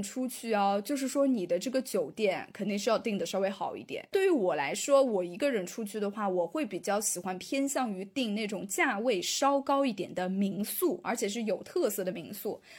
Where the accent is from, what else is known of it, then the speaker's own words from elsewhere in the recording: Thailand; Chinese is a second language; 你知道我们的老家泰国最近不是因为要重新迎回它的那个旅游的高峰嘛？